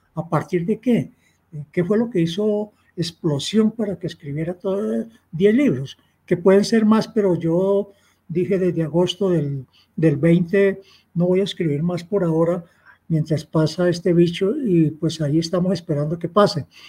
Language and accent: Spanish; Girardot, Cundinamarca, Colombia; yo soy de Girardot, provincia, un hogar muy humilde, y no sabía qué eran los libros